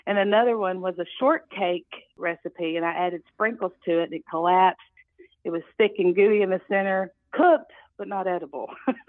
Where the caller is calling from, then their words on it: Searcy, Arkansas, United States; I'm calling from Searcy, Arkansas.